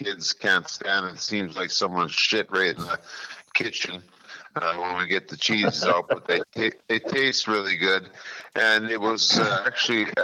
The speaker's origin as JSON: {"language": "English", "country": "Canada", "moved": "yes", "lives_now": "United States", "said": "I'm European Canadian"}